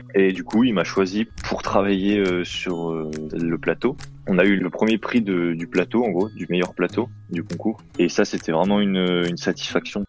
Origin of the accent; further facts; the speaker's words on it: Thonon-les-Bains, Auvergne-Rhône-Alpes, France; je suis originaire de, de Tonon, en Haute-Savoie